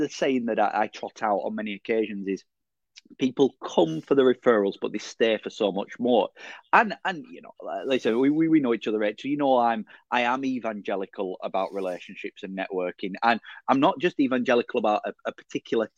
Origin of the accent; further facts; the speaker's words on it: Burnley, North West England, United Kingdom; Born in the Edith Watson Ward of Burnley General in 1983.